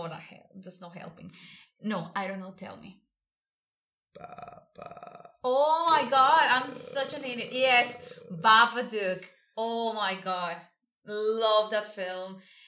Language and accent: English; Sonora, Mexico; I'm from Mexico. from the state of Sonora.